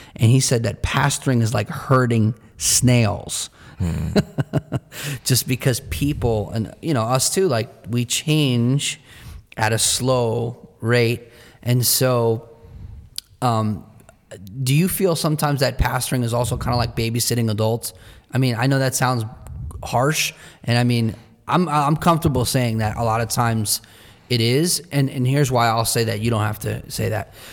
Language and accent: English; New Jersey, United States; in our culture where we're from in New Jersey, the pace of life and the cost of living is high and fast.